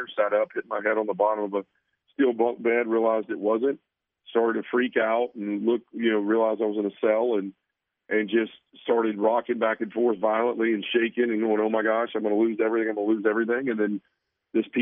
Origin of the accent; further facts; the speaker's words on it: Memphis, Tennessee, United States; I was born and raised a Baptist in Memphis, Tennessee